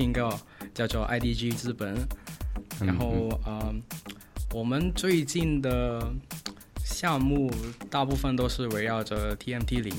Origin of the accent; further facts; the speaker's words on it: Guangdong, China; Chinese is a second language; 请原谅一下我的普通话可能不是那么标准，因为我也来自咱们大粤区。